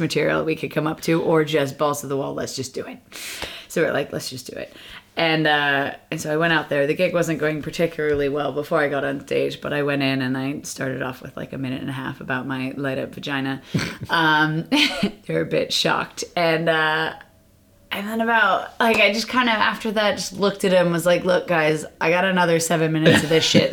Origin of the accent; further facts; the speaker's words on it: United States; now in London, United Kingdom; I'm American